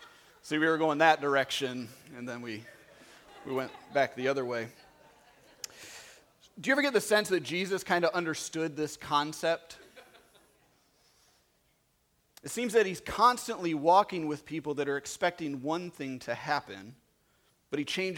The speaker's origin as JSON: {"language": "English", "town": "Manteno", "region": "Illinois", "country": "United States", "tie": "born or raised there", "moved": "as an adult", "said": "I grew up in Manteno"}